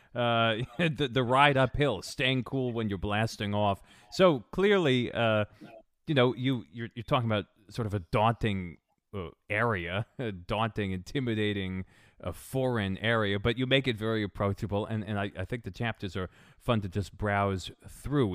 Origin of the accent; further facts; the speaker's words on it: New England, United States; I grew up in New England